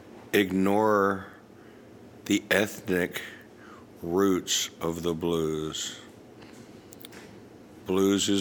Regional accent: South Florida, United States; I grew up in South Florida

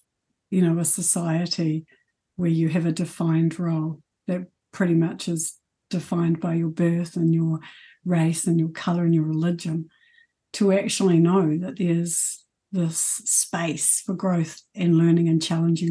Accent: South Island, New Zealand; moved away as an adult; now in Auckland, New Zealand; Actually moving to Auckland from the South Island, because I've been in the South Island my whole life

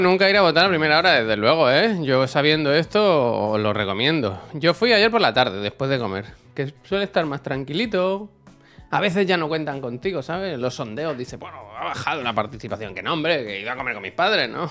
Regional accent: Santa Coloma, Catalonia, Spain; moved away; a Santa Goloma porque yo había nacido allí

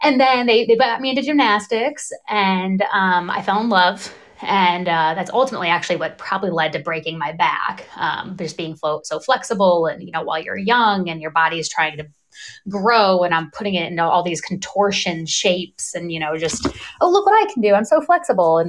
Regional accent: Northwest Ohio, United States; I grew up in Ohio in a small town, Northwest Ohio

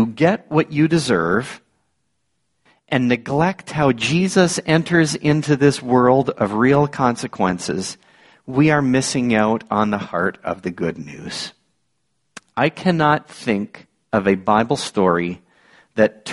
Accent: Niagara Falls, Ontario, Canada; growing up in the Niagara region, one of my seasonal jobs was on a farm. My uncle and my cousins were ready to risk it on this teenage city boy from Niagara Falls

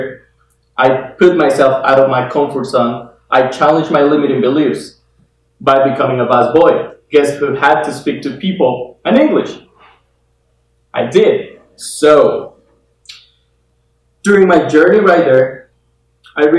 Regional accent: Guatemala; moved away as an adult; now in United States; I am from Guatemala, born and raised over there. I came to the US about 5 years

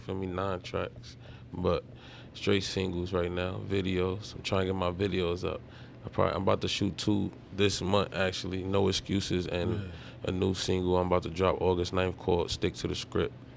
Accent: New York City, New York, United States; I'm from East Harlem

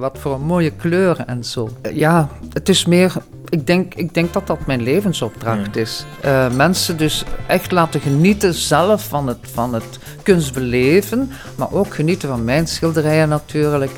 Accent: Diepenbeek, Flanders, Belgium; Ik kom uit Diepenbeek

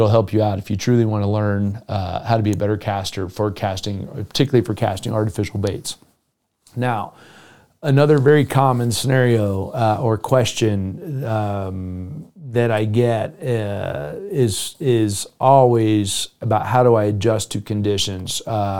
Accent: Minnesota, United States; Yeah, I've been fishing my whole life. I grew up in Minnesota.

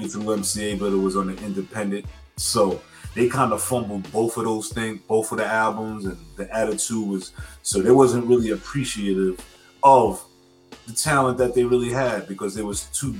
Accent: New York City, New York, United States; I'm from Stapleton. We both share that 10304 zip code.

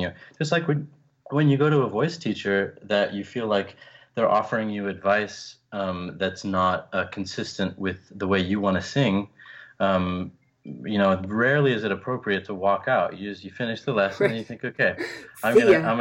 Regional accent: Orlando, Florida, United States; I was born in Orlando, Florida, near Disney World

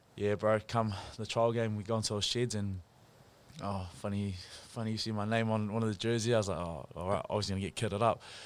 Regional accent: Pukekohe, Auckland, New Zealand; moved away; also born or lived in Nelson; I'm originally from Pookie up north

